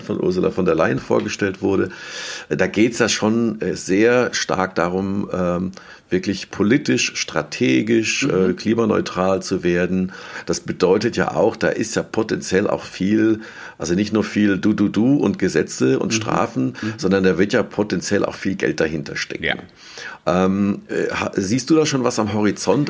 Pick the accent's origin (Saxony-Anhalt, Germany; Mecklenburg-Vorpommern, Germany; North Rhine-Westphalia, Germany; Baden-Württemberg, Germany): Baden-Württemberg, Germany; Mannheim; moved away as an adult; now in Worms, Germany; ich würde mich ja als Mannheimer bezeichnen, auch wenn ich jetzt vor einem Jahr äh, auf die andere Rheinseite gezogen bin, mhm. äh, nach Worms